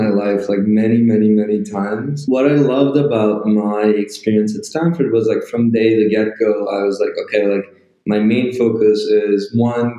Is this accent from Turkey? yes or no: yes; Turkey; moved away as an adult; I'm coming from Turkey